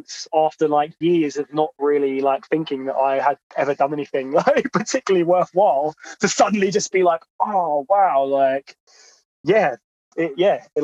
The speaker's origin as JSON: {"language": "English", "town": "Croydon", "region": "London", "country": "United Kingdom", "tie": "born or raised there", "accent": "South London", "said": "I grew up in Croydon, and I feel like I've pretty much got, I've got a bit of a South London accent"}